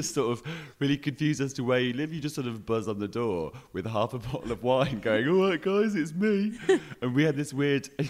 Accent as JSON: {"language": "English", "town": "Hebden Bridge", "region": "Yorkshire and the Humber", "country": "United Kingdom", "tie": "born or raised there", "moved": "as an adult", "lives_now": "Glasgow, United Kingdom", "said": "I'm from Yorkshire"}